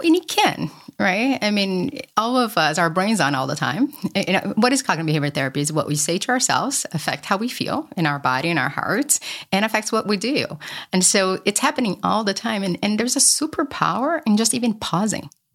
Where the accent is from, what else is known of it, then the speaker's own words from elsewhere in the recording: Brazil; moved away; I grew up poor in Brazil